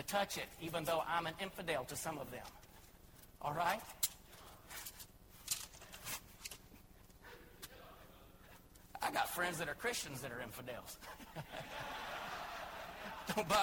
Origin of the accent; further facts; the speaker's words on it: Joshua, Texas, United States; moved away as an adult; now in Thailand; I love Texas in particular. And just more than just Texas, I love Joshua in particular. I love it here